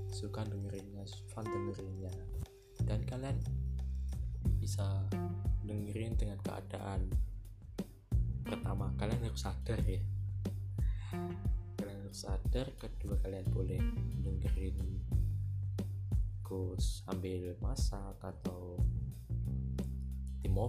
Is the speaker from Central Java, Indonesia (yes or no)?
yes; Semarang, Central Java, Indonesia; born there; lahir di Semarang.